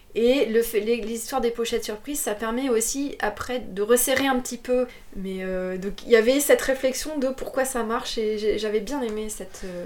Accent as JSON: {"language": "French", "town": "Trappes", "region": "Île-de-France", "country": "France", "tie": "born or raised there", "also_born_or_lived": "Paris / Bordeaux", "moved": "yes", "lives_now": "Moulis, France", "said": "je suis née à Trappes. Trappes, c'est. J'aime bien dire ça, mais. Euh, Trappes, c'est le, c'est dans le 78"}